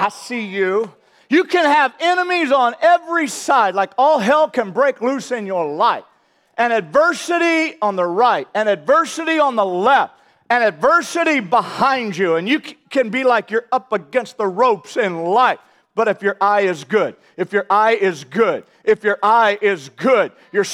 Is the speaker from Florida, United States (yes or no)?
no; St. Louis, Missouri, United States; I grew up in St. Louis, Missouri